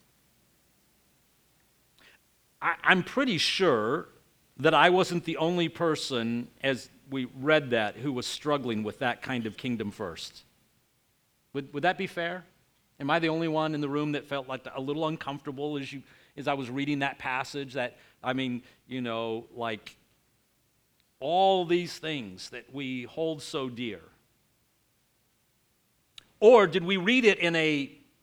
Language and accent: English; United States; growing up in the United States